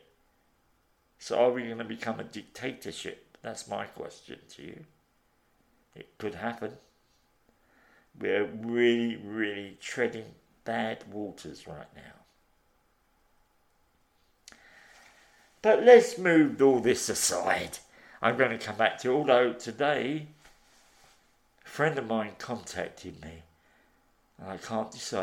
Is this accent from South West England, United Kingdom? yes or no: no; Liverpool, North West England, United Kingdom; I come from Liverpool.